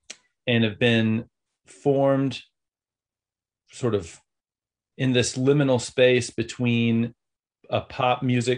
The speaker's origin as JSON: {"language": "English", "region": "the South", "country": "United States", "tie": "born or raised there", "said": "I grew up in the South in church and with music teacher parents"}